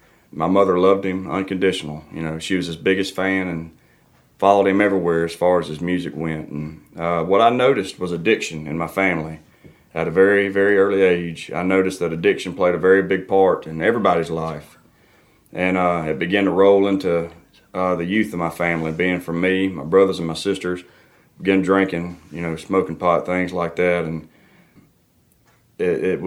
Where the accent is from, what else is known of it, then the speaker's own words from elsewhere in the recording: Dixie, Mississippi, United States; I'm from Dixie, Mississippi, the deep south of Mississippi